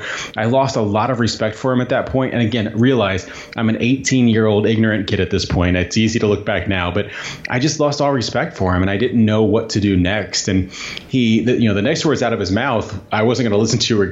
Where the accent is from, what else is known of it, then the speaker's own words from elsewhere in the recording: Southern Indiana, United States; moved away as an adult; I grew up in Southern Indiana